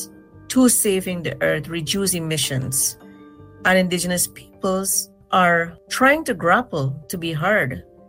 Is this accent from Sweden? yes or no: no; Guyana; I'm from Guyana in South America